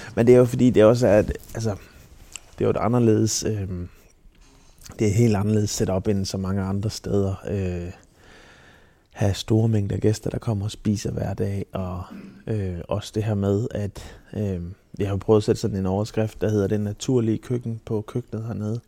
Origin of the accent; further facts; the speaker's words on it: Silkeborg, Central Denmark Region, Denmark; moved away; nede fra Silkeborg af, hvor jeg er fra.